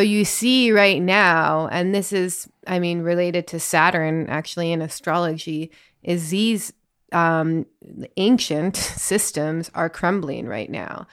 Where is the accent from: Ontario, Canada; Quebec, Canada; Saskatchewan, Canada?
Ontario, Canada; Northern; I grew up in Northern Ontario and I see that in my accent all the time. I feel very Canadian sometimes